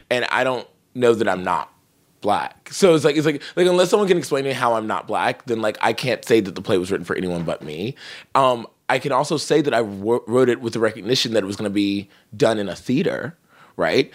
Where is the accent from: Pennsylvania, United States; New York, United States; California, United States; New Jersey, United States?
California, United States; I'm from California